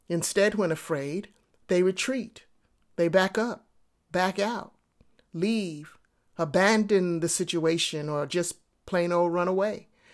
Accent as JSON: {"language": "English", "town": "New York City", "region": "New York", "country": "United States", "tie": "born or raised there", "said": "I grew up in New York City in the projects, and there were many occasions where I got into fights."}